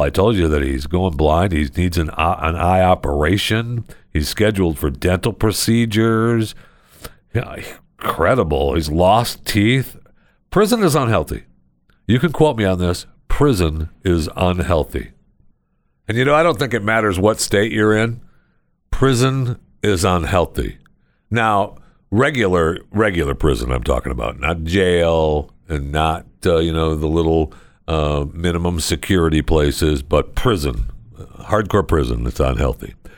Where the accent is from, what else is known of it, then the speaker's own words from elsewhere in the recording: Michigan, United States; also born or lived in Florida; now in Texas, United States; I was born and raised in Michigan